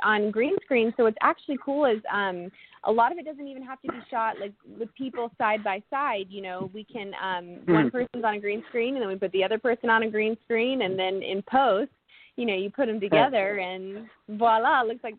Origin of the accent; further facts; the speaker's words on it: North Carolina, United States; I'm from North Carolina